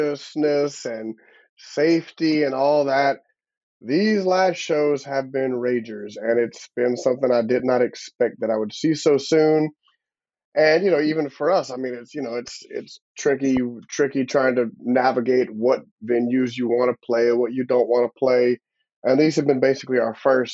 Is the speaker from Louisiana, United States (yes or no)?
yes; Broussard, Louisiana, United States; we both grew up in Broussard, Lafayette